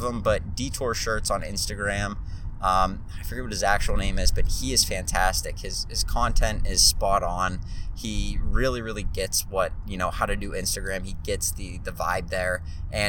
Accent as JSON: {"language": "English", "town": "Pittsburgh", "region": "Pennsylvania", "country": "United States", "tie": "born or raised there", "also_born_or_lived": "Charlotte, North Carolina", "said": "there's a chance that I end up leaving my hometown of Pittsburgh at some point to move somewhere else"}